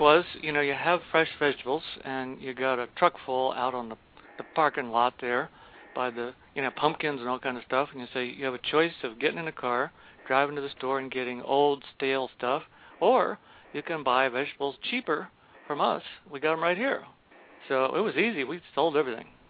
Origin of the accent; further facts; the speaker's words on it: Baltimore County, Maryland, United States; I grew up out in Baltimore County, so we had two or three gardens, and we raised steers